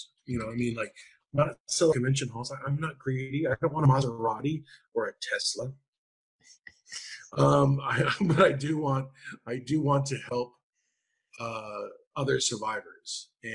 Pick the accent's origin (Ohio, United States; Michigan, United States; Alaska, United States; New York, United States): Alaska, United States; Anchorage; I grew up in Anchorage, Alaska